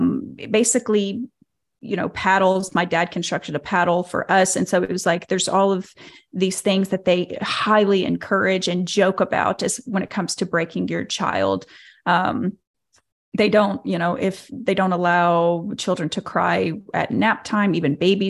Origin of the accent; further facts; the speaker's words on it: Arkansas, United States; And so I was raised here in Arkansas by the Duggars.